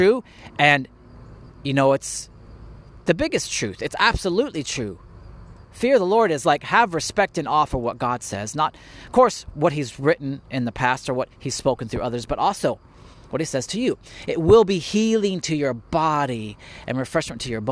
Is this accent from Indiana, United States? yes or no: yes; Indiana, United States; also born or lived in California; I was born in California, but I grew up in Indiana. So I consider myself an Indiana boy